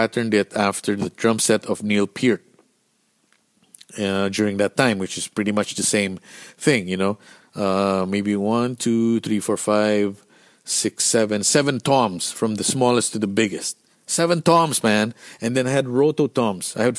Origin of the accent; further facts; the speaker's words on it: Philippines; Being Filipino, you don't know how to dress cold